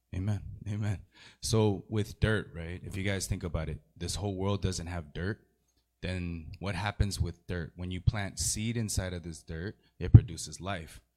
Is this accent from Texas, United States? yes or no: no; San Gabriel Valley, California, United States; I'm from the San Gabriel Valley